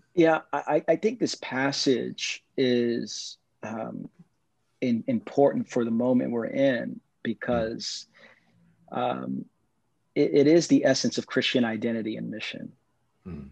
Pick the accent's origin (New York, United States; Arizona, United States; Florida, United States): New York, United States; New York City; I grew up in East New York, Brooklyn